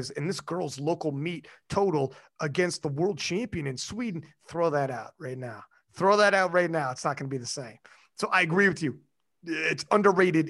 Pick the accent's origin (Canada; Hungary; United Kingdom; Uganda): Canada; I'm Canadian